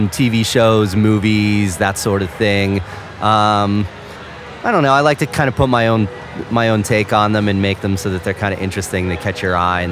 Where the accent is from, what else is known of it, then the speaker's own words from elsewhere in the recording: Pittsburgh, Pennsylvania, United States; I'm from Pittsburgh, PA. Actually, I live a little bit south of Pittsburgh right now, but I grew up in Pittsburgh.